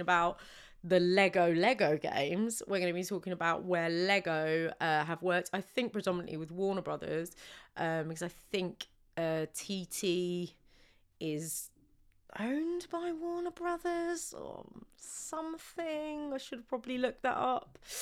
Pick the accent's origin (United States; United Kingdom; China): United Kingdom; we are so British